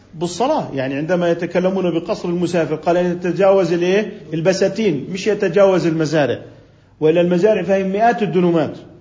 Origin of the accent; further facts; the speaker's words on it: Jordan; هنا عندنا بالأردن